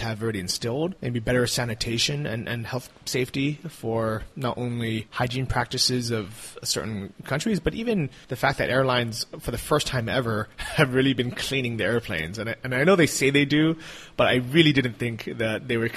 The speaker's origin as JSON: {"language": "English", "country": "United States", "said": "as an American"}